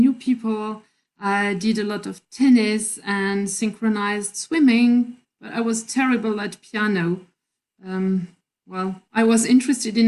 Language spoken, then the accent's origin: English; near Toulouse, Occitania, France; English is a second language; moved away as an adult; now in Cologne, Germany; I grew up then in France and in a small town near Toulouse in the south of France